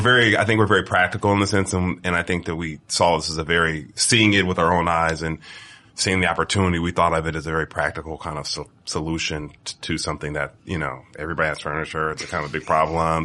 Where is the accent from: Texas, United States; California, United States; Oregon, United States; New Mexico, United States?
California, United States; Bay Area; I'm from California